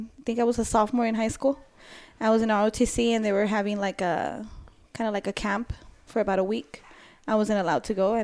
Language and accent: English; El Paso, Texas, United States; first language Spanish; English is a second language; also born or lived in Inglewood, California / Clarksville, Tennessee; Then El Paso.